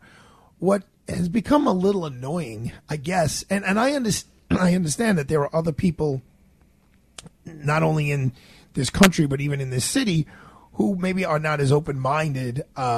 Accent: New York City, New York, United States; growing up in Bay Ridge, Brooklyn, there's such diversity. And I love the neighborhood I grew up in and I live in.

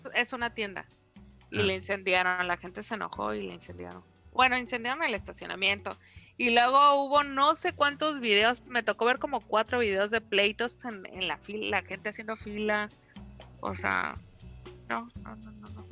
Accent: Mexico; Somos mexicanos

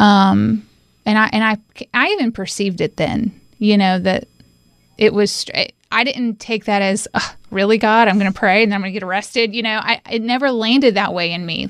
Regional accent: Winston-Salem, North Carolina, United States; also born or lived in Johnson City, Tennessee; now in Asheville, United States; I call Winston-Salem, North Carolina, my home

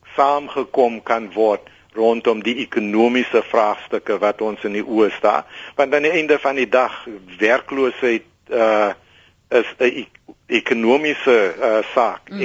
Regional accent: Worcester, Western Cape, South Africa; dis my geboortedorp

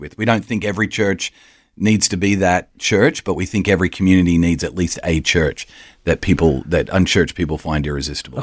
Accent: Australia; accent: Australian; So born and raised in Australia, but travelled extensively

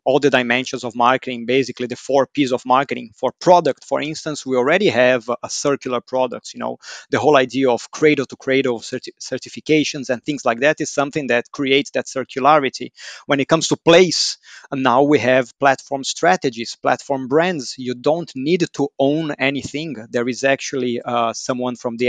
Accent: Brazil; Growing up in Brazil

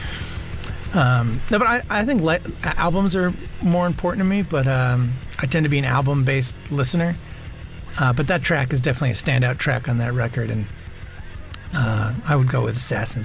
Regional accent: Long Island, New York, United States; I grew up on Long Island

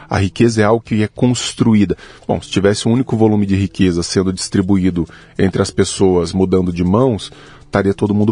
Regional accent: Araguari, Minas Gerais, Brazil; born there; now in Uberlândia, Brazil; Eu nasci no interior de Minas Gerais, numa cidade chamada Araguari.

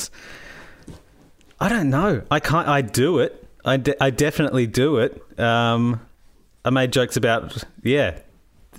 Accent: Ballarat, Victoria, Australia; I grew up in Ballarat

